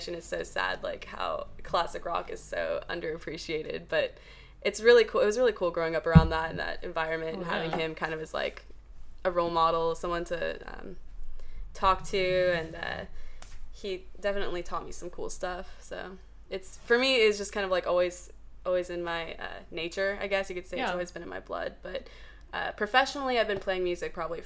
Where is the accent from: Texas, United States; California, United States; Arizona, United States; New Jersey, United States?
California, United States; Palm Springs; We actually came from LA, but technically we're from Palm Springs